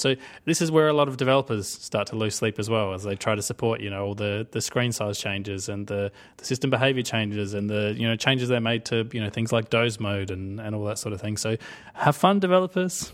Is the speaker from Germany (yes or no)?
no; Australia; I'm Australian.